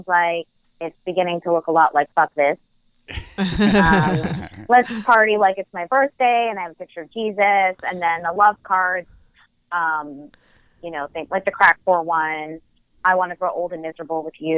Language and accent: English; New Jersey, United States; I'm from New Jersey.